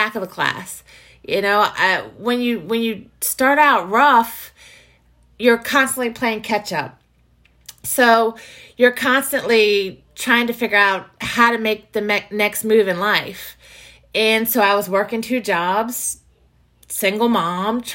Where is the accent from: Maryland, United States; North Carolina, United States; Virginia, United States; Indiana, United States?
Virginia, United States; I grew up in Virginia. I've lived in Virginia my entire life.